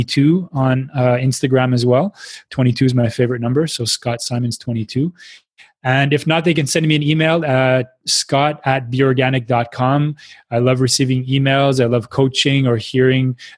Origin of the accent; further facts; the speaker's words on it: Quebec City, Quebec, Canada; moved away; also born or lived in Montreal; I come from Quebec City, which is pretty much 99% white.